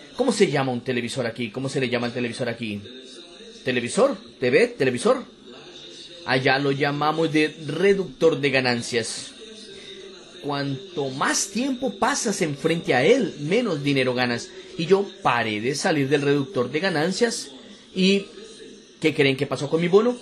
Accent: Campo Grande, Mato Grosso do Sul, Brazil; Yo soy de Campo Grande, Mato Grosso do Sul

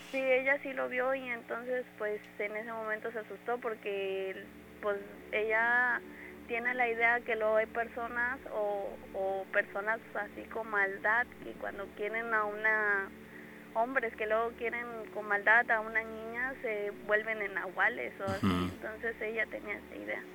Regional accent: Córdoba, Veracruz, Mexico; De aquí, de Córdoba.

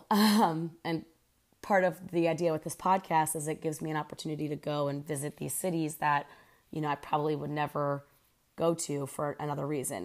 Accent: Pennsylvania, United States; moved away as an adult; also born or lived in Houston; now in Oklahoma City, United States; I'm from Pennsylvania originally, and I'm 31 years old

